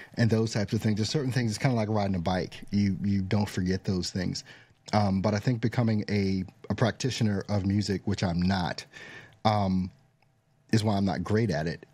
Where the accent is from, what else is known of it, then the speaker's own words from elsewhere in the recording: United States; as an American